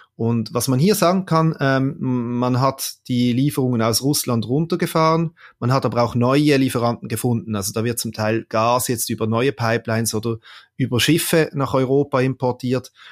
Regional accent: Switzerland; bei uns in der Schweiz

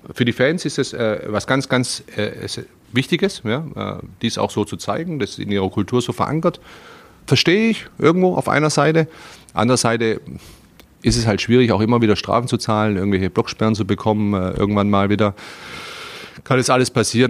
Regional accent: Stuttgart, Baden-Württemberg, Germany; also born or lived in Slovenia; now in Berlin, Germany; ich bin Stuttgarter, ja, und da bin ich groß geworden

